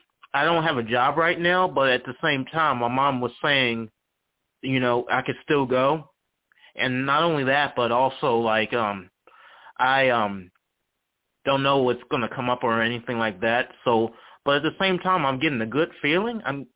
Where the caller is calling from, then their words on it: Charlottesville, Virginia, United States; I'm calling from Charlottesville, Virginia.